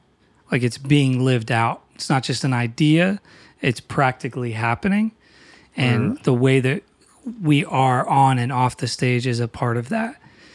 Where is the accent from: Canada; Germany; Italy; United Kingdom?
United Kingdom; Newcastle, North East England; now in Philadelphia, United States; I mean, I'm from Newcastle, but we live in Philly, obviously, and we're in town.